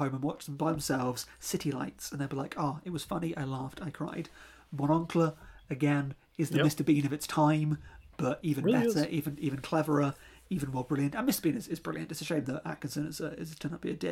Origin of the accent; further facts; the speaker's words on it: United Kingdom; I am British